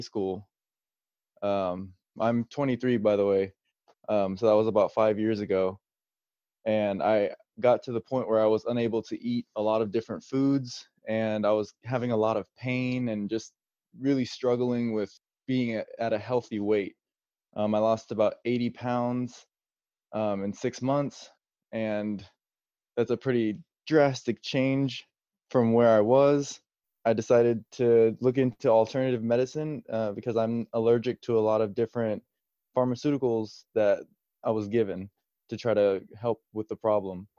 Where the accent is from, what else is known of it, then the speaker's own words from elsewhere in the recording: San Antonio, Texas, United States; my background is I grew up here in San Antonio, um, lived here my whole life.